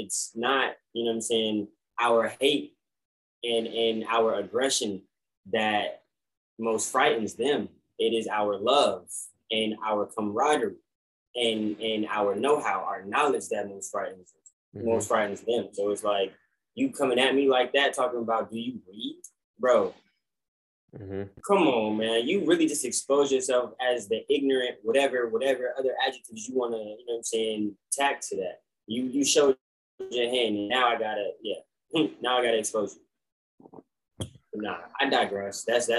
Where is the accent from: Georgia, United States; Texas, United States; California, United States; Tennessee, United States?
Georgia, United States; Atlanta; And I tell him, I'm like, I'm from Atlanta. And he's like, oh wow, I didn't catch any of the accent.